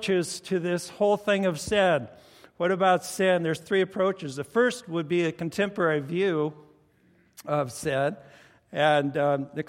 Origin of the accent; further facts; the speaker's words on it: the Northwest, Pacific Northwest, United States; we're from the Northwest